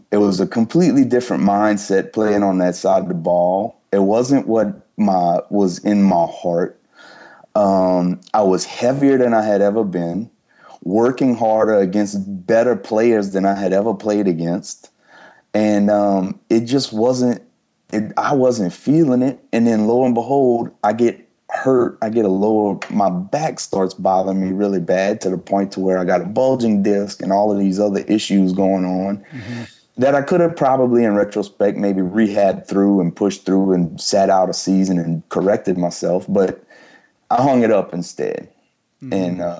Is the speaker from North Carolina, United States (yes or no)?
no; Louisiana, United States; cause I'm from South Louisiana and I had gone up to, rural Arkansas.